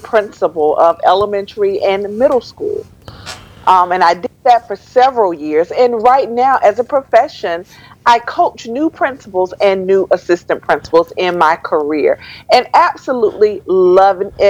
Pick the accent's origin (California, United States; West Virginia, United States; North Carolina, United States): North Carolina, United States; Winston-Salem; moved away as an adult; also born or lived in Charlotte, North Carolina / Greensboro, North Carolina; now in Maryland, United States; I was born in Winston-Salem